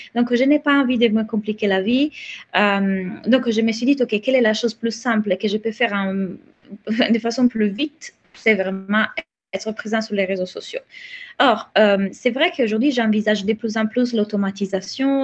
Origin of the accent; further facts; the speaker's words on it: Italy; accent: Italian; French is a second language; moved away; j'ai un accent, donc je suis italienne